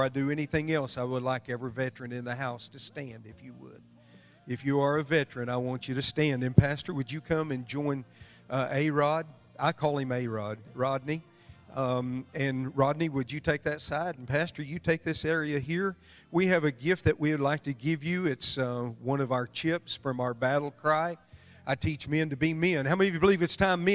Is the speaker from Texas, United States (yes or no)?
yes; Amarillo, Texas, United States; I'm from Amarillo, Texas